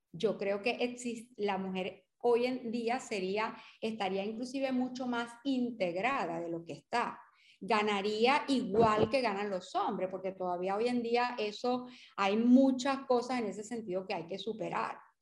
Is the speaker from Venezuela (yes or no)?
yes; Portuguesa, Venezuela; also born or lived in Carabobo; vivimos en el Estado portuguesa o nacimos en el Estado portuguesa